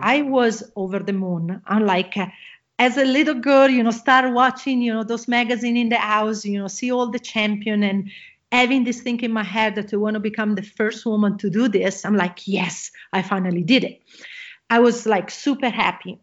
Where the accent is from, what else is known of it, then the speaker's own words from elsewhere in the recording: Italy; English is a second language; moved away; I am originally from Italy. You probably gonna hear my accent